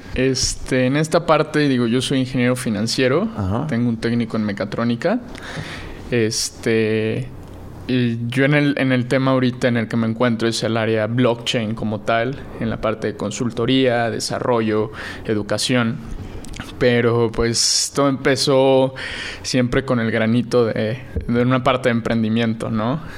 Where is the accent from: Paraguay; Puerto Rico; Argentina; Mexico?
Mexico; Puebla; yo soy de Puebla